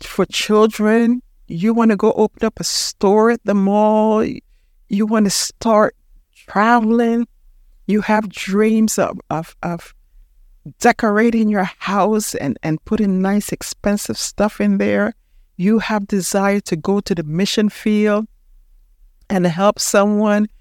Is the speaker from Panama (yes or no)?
yes; Panama; moved away; I'm from Panama.